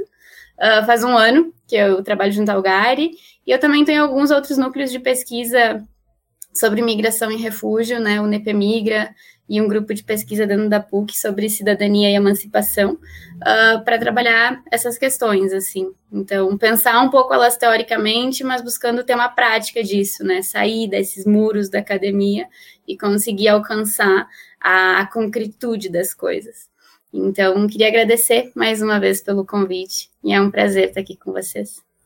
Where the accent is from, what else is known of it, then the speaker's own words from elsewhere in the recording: Uruguay; now in Brazil; Eu sou uruguaia e moro no Brasil já há alguns anos